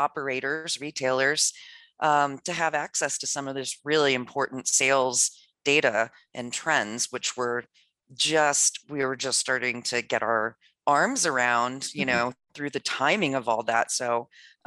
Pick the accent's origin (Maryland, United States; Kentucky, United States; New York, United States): Maryland, United States; moved away; I'm from Maryland originally